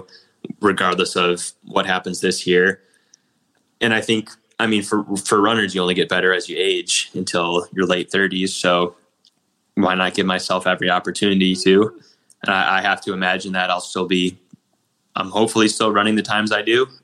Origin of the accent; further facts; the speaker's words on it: Illinois, United States; moved away as an adult; also born or lived in Nebraska; we're both from Illinois